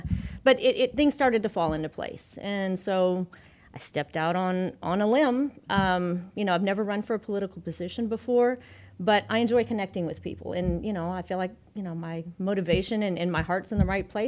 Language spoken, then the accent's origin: English; Houston, Texas, United States; Well, I am a native Texan. Mm-hmm. I was born and raised in Houston, Texas, and it's a wonderful, you know, bustling economy.